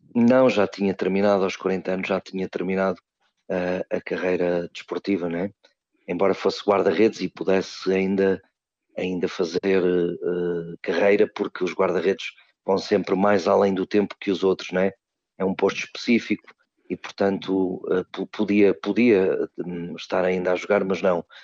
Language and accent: Portuguese; Peso da Régua, Norte, Portugal; moved away; quando eu era jovem e vivia na minha terra natal, Peso da Régua, no Alto Douro